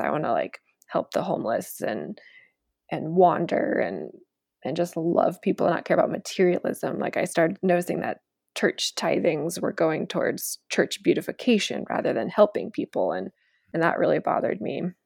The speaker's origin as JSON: {"language": "English", "region": "small town Iowa", "country": "United States", "tie": "born or raised there", "moved": "as an adult", "lives_now": "Denver, United States", "said": "my hometown"}